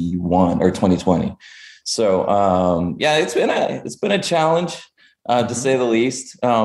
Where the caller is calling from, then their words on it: Dallas, Texas, United States; I'm actually calling in from Dallas, Texas.